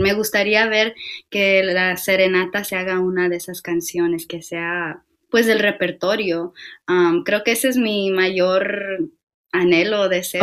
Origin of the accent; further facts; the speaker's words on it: Mexico; como nosotros mexicanos